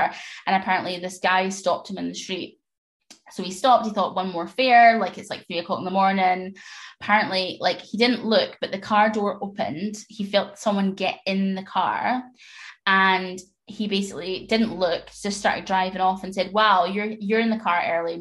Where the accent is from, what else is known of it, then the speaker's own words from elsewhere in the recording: Scotland, United Kingdom; I'm obviously Scottish